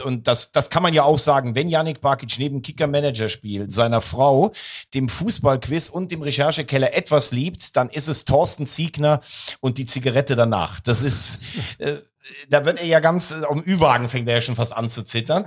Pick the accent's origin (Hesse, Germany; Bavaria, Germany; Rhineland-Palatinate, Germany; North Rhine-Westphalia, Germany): Rhineland-Palatinate, Germany; ich bin ja gebürtiger Rheinland-Pfälzer